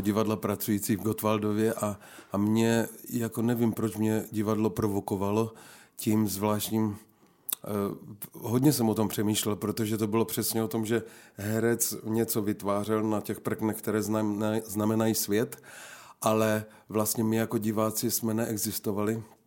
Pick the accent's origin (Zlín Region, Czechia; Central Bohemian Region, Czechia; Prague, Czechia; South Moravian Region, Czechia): Zlín Region, Czechia; Napajedla; moved away as an adult; also born or lived in Rožnov pod Radhoštěm / Wallachia; now in České Budějovice, Czech Republic; jsem se narodil v Napajedlích, to je mezi Uherským ano. a Zlínem. Tak tam jsem vyrůstal do 15 let